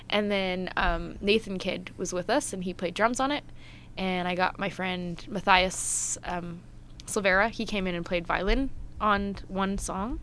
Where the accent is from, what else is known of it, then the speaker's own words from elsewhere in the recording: Edmonton, Alberta, Canada; also born or lived in Bahrain; because I'm from Edmonton